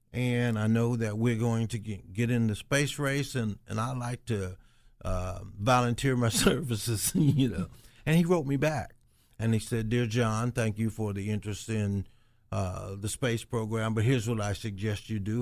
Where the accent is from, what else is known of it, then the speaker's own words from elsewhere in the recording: Dayton, Ohio, United States; the guys that I grew up with in West Dayton